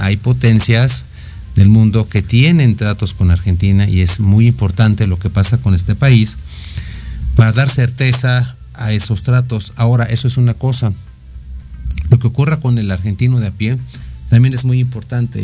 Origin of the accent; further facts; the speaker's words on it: Mexico; nuestro país ha pasado por muchas etapas históricas que nos han dado identidad como mexicanos